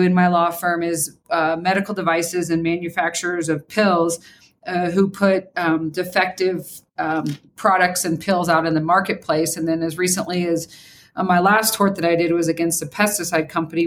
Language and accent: English; Kansas, United States; I grew up in Kansas